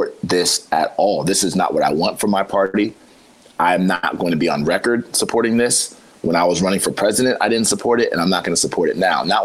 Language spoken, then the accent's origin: English; Ohio, United States; we're from Ohio